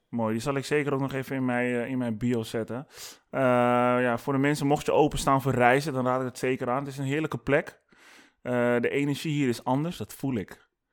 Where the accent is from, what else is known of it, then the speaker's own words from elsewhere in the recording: Amsterdam, North Holland, Netherlands; kom ik uit Amsterdam